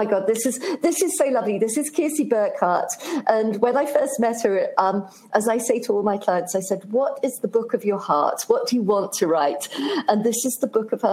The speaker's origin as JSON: {"language": "English", "country": "United Kingdom", "said": "being British"}